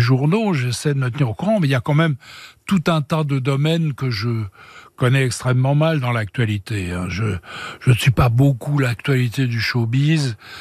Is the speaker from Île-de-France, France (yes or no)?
yes; Paris, Île-de-France, France; moved away as an adult; now in Switzerland; Je suis parisien, moi, c'est ma ville de naissance